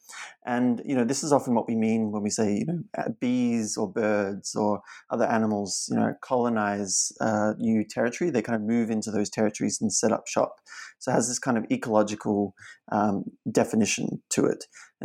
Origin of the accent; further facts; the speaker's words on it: Australia; Growing up in Australia, have long been, the key issue in Australia's history